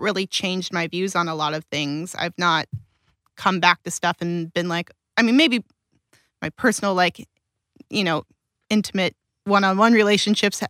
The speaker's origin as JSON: {"language": "English", "town": "Pasadena", "region": "California", "country": "United States", "tie": "born or raised there", "also_born_or_lived": "Alhambra", "said": "I grew up in Pasadena, and I went to elementary school in South Pasadena"}